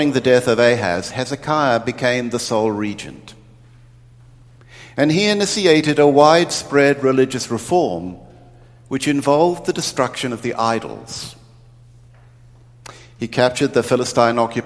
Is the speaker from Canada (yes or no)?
no; New Zealand; moved away; growing up in New Zealand, we didn't get television until 1960